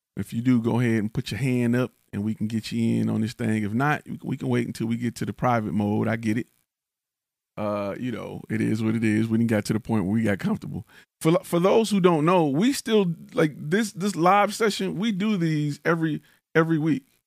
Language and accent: English; Detroit, Michigan, United States; now in Texas, United States; I'm from the D, right? I'm from Detroit. I talk like I'm from Detroit.